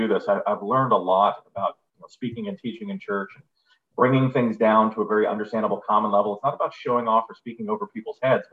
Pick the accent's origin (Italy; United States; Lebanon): United States; San Diego, California; also born or lived in Indiana; I'm from here. I'm from here. It's like a Mission Bay